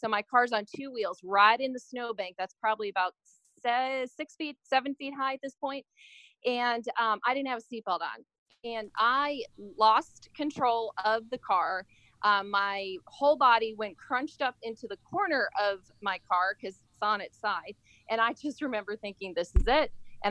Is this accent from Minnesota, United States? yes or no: yes; Apple Valley, Minnesota, United States; Well, I grew up, like, kind of, we moved around a few times. But that particular, I was in Minnesota. It was just, I think it was south of Rosemont. It was called Apple Valley.